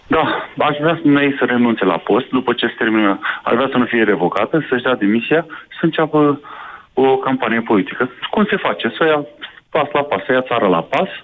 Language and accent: Romanian; Romania; ca român